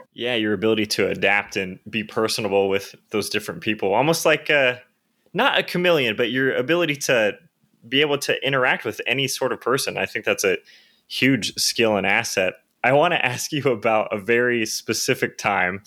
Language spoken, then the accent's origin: English; Victorville, California, United States; growing up in Victorville